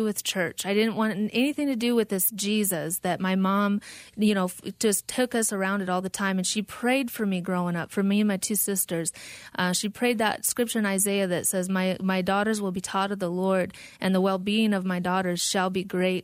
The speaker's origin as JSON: {"language": "English", "region": "South Dakota", "country": "United States", "tie": "born or raised there", "moved": "as an adult", "lives_now": "Phoenix, United States", "said": "I grew up in South Dakota, not on the reservation"}